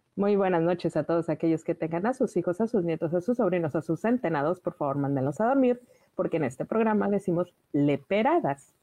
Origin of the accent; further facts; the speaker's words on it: northern Mexico, Mexico; yo soy norteña